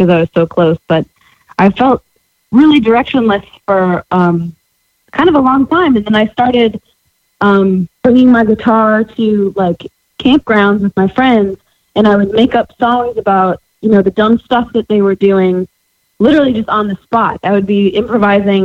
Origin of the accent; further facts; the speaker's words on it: Farmington, Connecticut, United States; moved away as an adult; also born or lived in Boston; now in Nashville, United States; I'm from Farmington.